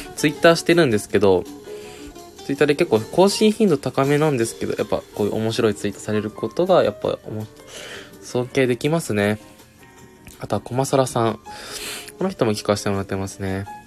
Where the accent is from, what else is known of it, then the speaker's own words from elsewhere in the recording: Okayama, Japan; 僕もね岡山出身